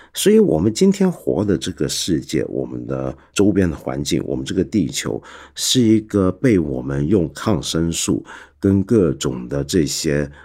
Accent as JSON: {"language": "Chinese", "country": "Taiwan", "tie": "born or raised there", "also_born_or_lived": "mainland China", "moved": "as an adult", "said": "我们在台湾长大的小孩"}